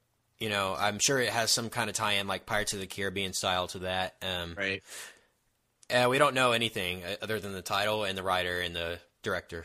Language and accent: English; United States; us Americans